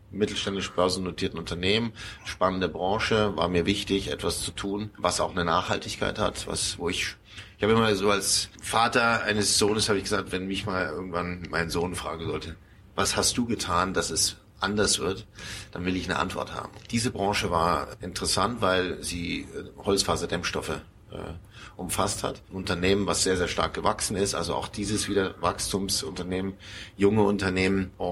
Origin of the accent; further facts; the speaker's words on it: Munich, Bavaria, Germany; Ja, man hört es meinem Dialekt nicht so an. Ich, ich bin gebürtiger Münchner Bayer, aber Prägung kommt immer von der Familie.